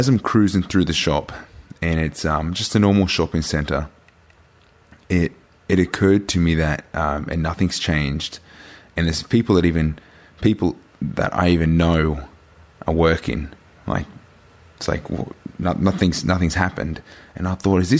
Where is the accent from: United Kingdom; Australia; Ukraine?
Australia; New South Wales; my hometown where obviously I grew up. I spent maybe a good 25 years of my life in this town